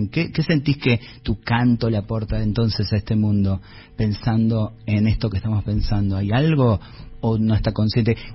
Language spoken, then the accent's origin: Spanish; Tilcara, Jujuy, Argentina; Yo vengo de Tilcara, y no lo voy a hacer largo, donde el, las estadísticas de suicidio de juventudes sigue siendo muy alta por el bullying